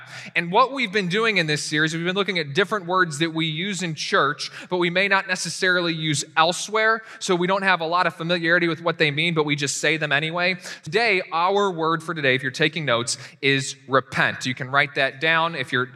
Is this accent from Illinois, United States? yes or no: no; Winchester, Virginia, United States; moved away; I remember growing up in my little town, Winchester, Virginia. That's where I was raised.